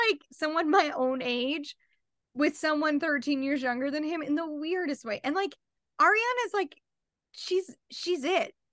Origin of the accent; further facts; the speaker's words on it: Utah, United States; We're both from Utah